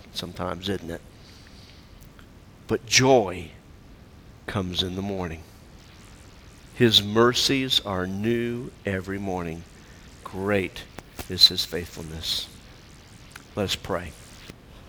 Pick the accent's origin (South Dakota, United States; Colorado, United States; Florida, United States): Florida, United States; moved away; I grew up in Florida where you had warm, rainy weather.